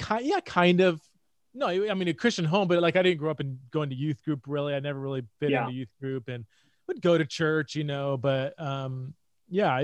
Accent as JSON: {"language": "English", "town": "Fresno", "region": "California", "country": "United States", "tie": "born or raised there", "also_born_or_lived": "San Diego / Los Angeles / Scotland / Ohio", "moved": "as an adult", "lives_now": "Boise, United States", "said": "born and raised in California, grew up in Fresno, Central Valley, California"}